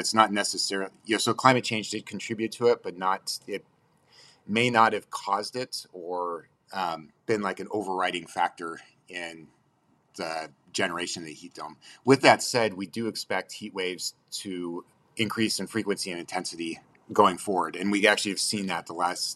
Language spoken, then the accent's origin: English; Sacramento, California, United States; now in Corvallis, United States; in the 90s, I grew up in Sacramento.